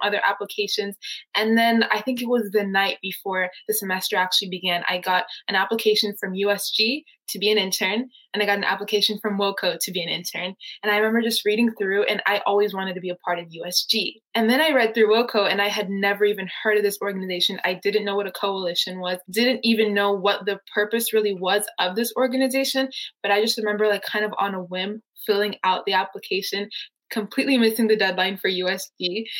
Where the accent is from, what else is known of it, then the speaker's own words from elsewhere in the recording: Nairobi, Kenya; now in Arizona, United States; growing up in Nairobi, Kenya